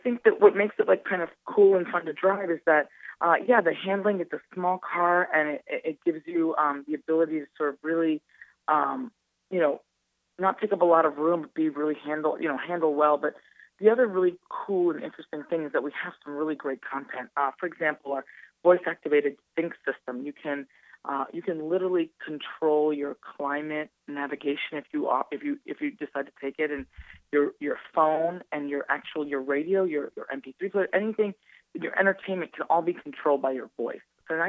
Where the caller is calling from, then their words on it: Detroit, Michigan, United States; I'm calling from Detroit, Michigan, a little outside Detroit. Yeah, I'm calling from Detroit. I'm here in headquarters.